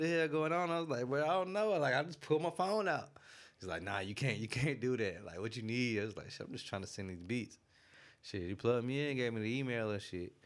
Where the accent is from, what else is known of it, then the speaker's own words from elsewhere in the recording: Greenville, South Carolina, United States; I'm from Greenville, South Carolina.